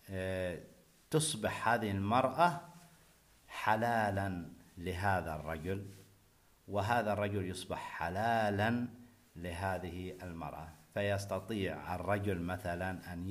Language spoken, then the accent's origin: Arabic; Oman; حفل الزواج عندنا في عمان